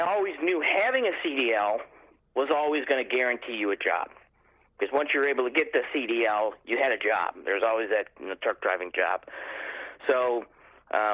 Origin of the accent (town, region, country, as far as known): Buffalo, New York, United States; born or raised there